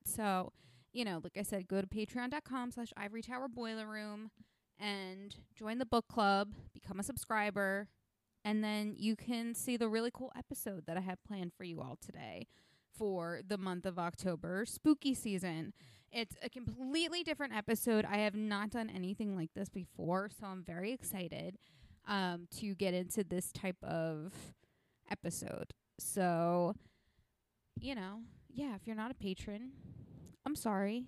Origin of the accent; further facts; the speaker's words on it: New Jersey, United States; my home state slash state where I live